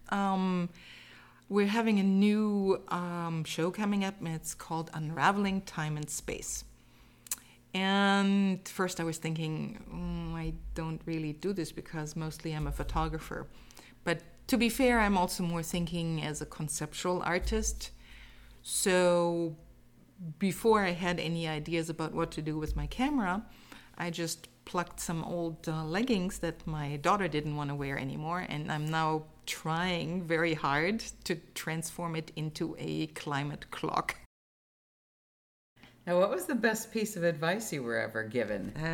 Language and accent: English; Germany; So you remember that I said I'm from Germany, and um, basically every year um, we had six weeks of vacation um, in the summer, and we spent those six weeks on the Danish waterfront.